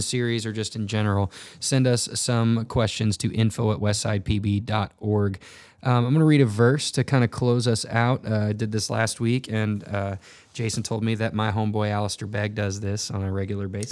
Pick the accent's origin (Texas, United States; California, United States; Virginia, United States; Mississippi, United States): Texas, United States; North; now in Missouri, United States; I grew up in North Texas